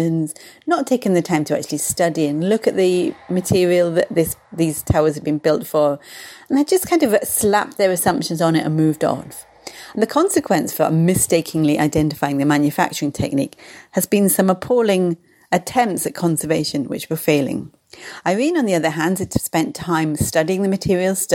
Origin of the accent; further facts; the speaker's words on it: United Kingdom; being a Brit, I say shed.